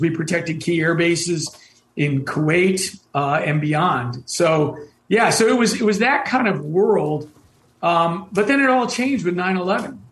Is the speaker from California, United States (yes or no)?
no; New York, United States; moved away as an adult; also born or lived in West Germany; a kid from New York State